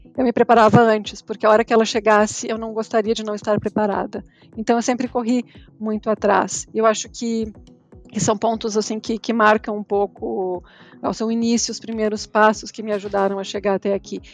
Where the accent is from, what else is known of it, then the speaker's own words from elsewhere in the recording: Rio Grande do Sul, Brazil; moved away as an adult; also born or lived in United States; Já saí do Rio Grande do Sul há mais de 10 anos.